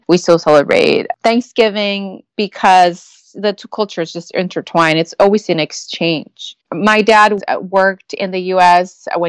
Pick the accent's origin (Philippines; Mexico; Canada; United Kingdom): Mexico; I grew up in the border, so it's a border town. Everything gets fused together. It gets mixed. It gets interchanged. I grew up in Mexico in a restaurant.